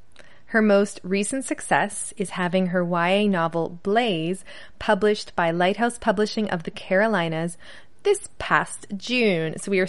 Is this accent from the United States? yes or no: no; Canada; I'm Canadian